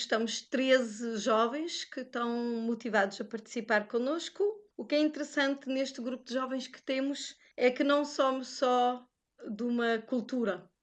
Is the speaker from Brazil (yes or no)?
no; Portugal; now in Luxembourg; eu, que sou portuguesa